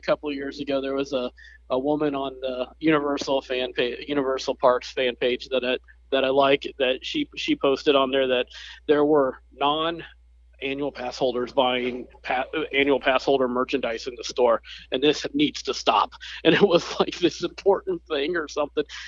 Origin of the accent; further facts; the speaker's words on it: the South, United States; I'm from the South